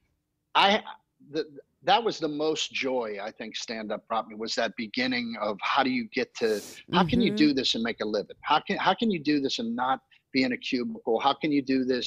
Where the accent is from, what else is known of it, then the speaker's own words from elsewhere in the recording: Pittsburgh, Pennsylvania, United States; moved away; also born or lived in Orlando, Florida; growing up in Pittsburgh, 10 years old